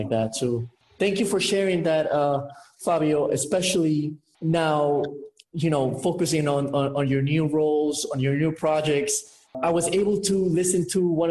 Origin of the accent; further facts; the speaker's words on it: Guayaquil, Guayas, Ecuador; moved away; I'm originally from Ecuador.